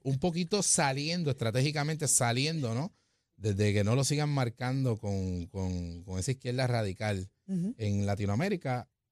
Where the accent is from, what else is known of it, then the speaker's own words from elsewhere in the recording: Puerto Rico; Como puertorriqueños